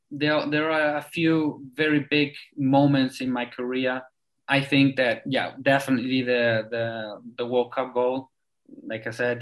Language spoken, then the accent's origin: English; South Africa; born there; English is a second language; I was born in South Africa, and I've been talking to you today with the English.